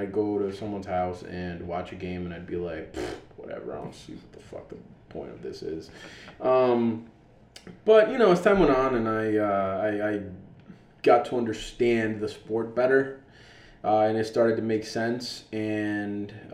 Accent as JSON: {"language": "English", "country": "Dominican Republic", "moved": "yes", "said": "I am Dominican. I am originally from the Dominican Republic"}